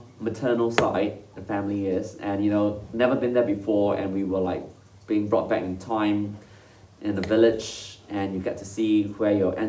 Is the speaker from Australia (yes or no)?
no; Singapore; moved away as an adult; now in Switzerland; No, I'm from Singapore.